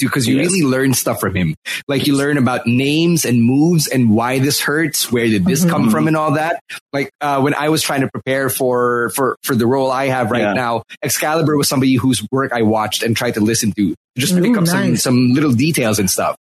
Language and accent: English; Philippines; I'm from the Philippines.